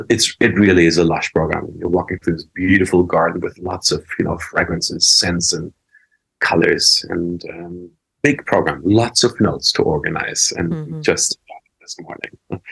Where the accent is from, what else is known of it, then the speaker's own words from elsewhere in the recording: New York City, New York, United States; especially where I'm from New York City.